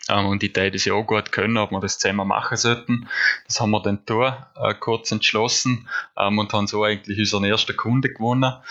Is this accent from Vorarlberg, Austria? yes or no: yes; Nüziders, Vorarlberg, Austria; Ich komme ursprünglich aus Nützerdorf. Ich bin dort aufgewachsen, gemeinsam mit meinen drei Geschwister im, im Haus, das meine Großeltern gebaut haben.